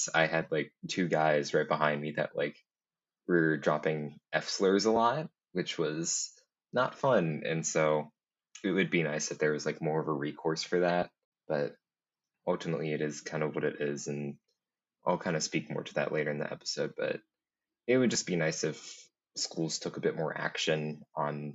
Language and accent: English; Cincinnati, United States; I hail from the Cincinnati area